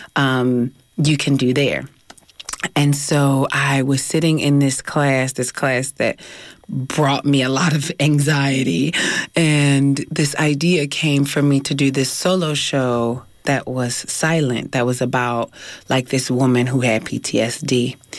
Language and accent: English; Philadelphia, Pennsylvania, United States; now in California, United States; I'm from North Philly